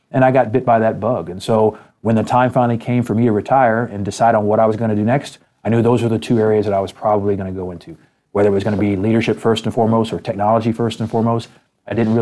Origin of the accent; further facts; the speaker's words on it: United States; being from America and being an American